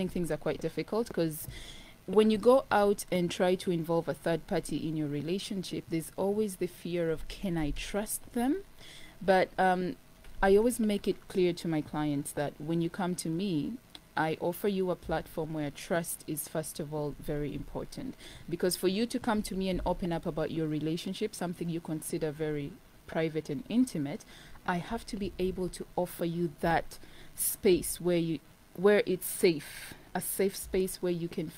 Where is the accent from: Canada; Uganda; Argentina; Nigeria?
Uganda; I grew up in Uganda, and even when you grow up outside of South Sudan, in your household, it will always be South Sudan.